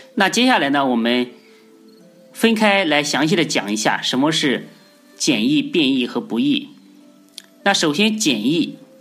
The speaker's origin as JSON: {"language": "Chinese", "country": "China", "said": "我们中国人"}